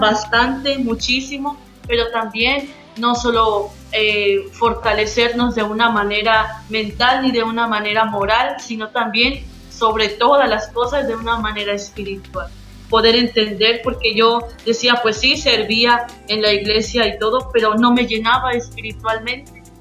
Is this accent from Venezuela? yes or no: no; Yucatán, Mexico; la que somos nosotros como yucatecos.